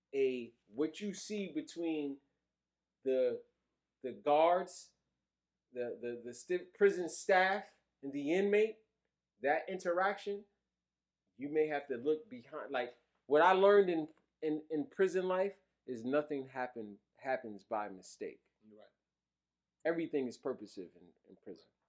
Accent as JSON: {"language": "English", "town": "New York City", "region": "New York", "country": "United States", "tie": "born or raised there", "also_born_or_lived": "Virginia", "said": "I grew up in Brooklyn at a time that was different."}